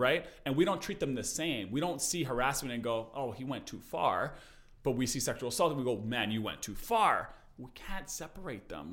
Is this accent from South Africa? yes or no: no; Canada; we're from Canada